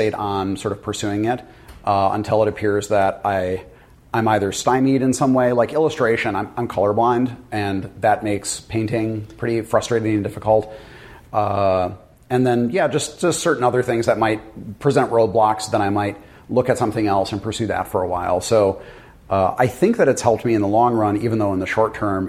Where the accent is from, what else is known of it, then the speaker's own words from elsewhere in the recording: Wisconsin, United States; I was from Wisconsin, which is where TSR is from.